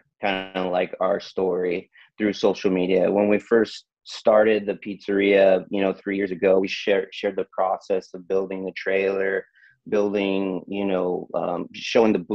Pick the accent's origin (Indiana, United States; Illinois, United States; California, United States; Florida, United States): California, United States; Tracy; born or raised there